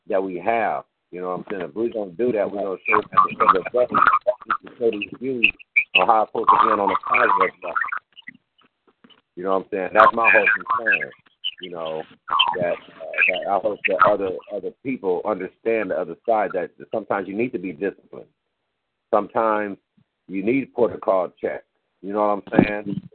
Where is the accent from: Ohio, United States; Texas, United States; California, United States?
California, United States; Los Angeles; also born or lived in Compton, California; I was born in Washington, L.A. You know what I'm saying? I was raised in L.A.